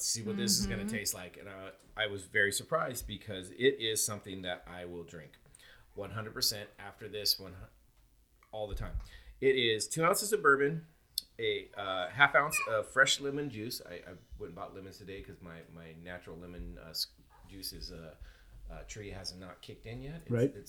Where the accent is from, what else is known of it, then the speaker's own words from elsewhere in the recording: Ireland; No, we call them Irish mules because we're Irish and we use Irish whiskey.